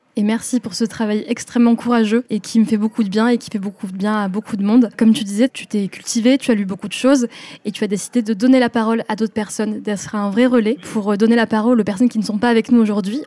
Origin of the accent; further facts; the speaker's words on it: France; j'étais la première de ma famille à être née en France